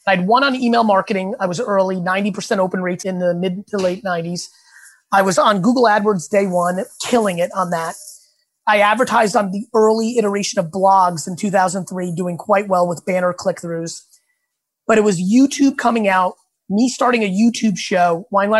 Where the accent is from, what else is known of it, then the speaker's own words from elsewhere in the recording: Edison, New Jersey, United States; English is a second language; I was picked on as a kid for not speaking the language. And then I moved to Edison.